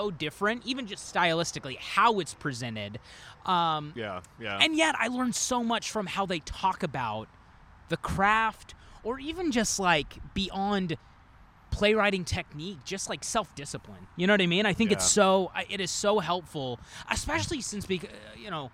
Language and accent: English; Northwest Arkansas, United States; moved away as an adult; now in Chicago, United States; I grew up in Northwest Arkansas